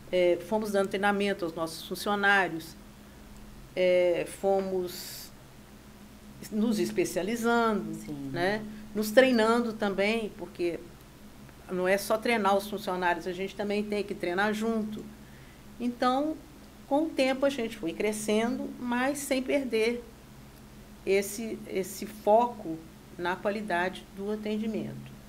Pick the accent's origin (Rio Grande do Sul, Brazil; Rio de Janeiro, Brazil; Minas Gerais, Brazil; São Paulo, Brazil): Minas Gerais, Brazil; Juiz de Fora; also born or lived in Governador Valadares; eu sou de Governador Valadares, mas fui criado em Juiz de Fora.